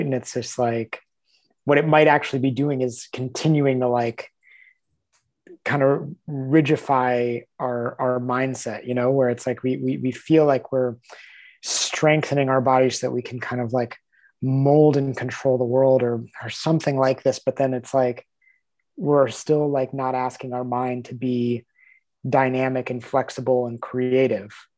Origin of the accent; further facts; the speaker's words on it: United States; we're both American